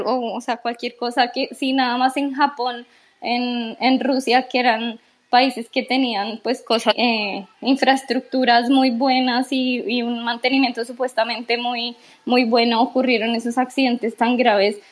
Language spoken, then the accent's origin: Spanish; Colombia; yo soy de Colombia, imagínate en, un país como los nuestros